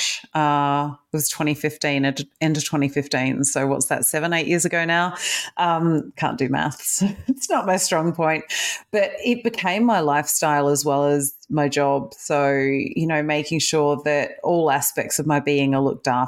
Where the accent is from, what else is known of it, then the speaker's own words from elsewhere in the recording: Adelaide, South Australia, Australia; moved away as an adult; also born or lived in Perth, Australia / United Kingdom; now in Melbourne, Australia; I was born in Australia, but I was born in Perth. I grew up in Adelaide, and then I spent 11 years in the UK, and I've just done 11 years back in Melbourne.